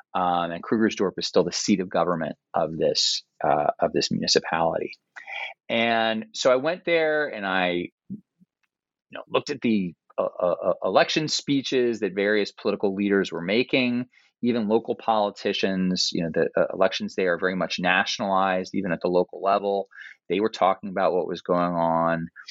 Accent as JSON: {"language": "English", "town": "New York City", "region": "New York", "country": "United States", "tie": "born or raised there", "also_born_or_lived": "Princeton, New Jersey", "moved": "as an adult", "lives_now": "Cambridge, Massachusetts, United States", "said": "I grew up in New York City in the 1980s"}